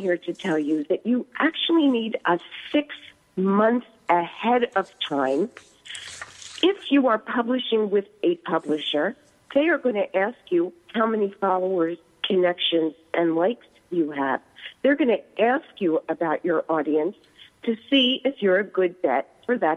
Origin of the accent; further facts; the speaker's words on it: East Coast, United States; accent: East Coast; moved away; also born or lived in Silicon Valley, California; moving, of course, from the East Coast, which you cannot take out of my voice